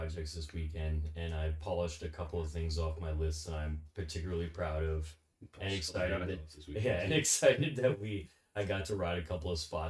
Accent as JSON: {"language": "English", "region": "East Coast", "country": "United States", "tie": "born or raised there", "said": "I noticed that a lot growing up in the East Coast."}